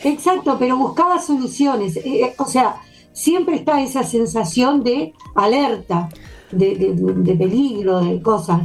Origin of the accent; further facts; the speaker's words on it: Uruguay; como todo uruguayo